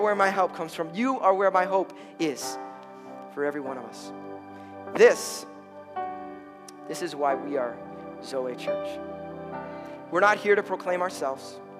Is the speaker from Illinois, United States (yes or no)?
yes; Chicago, Illinois, United States; I'm from Chicago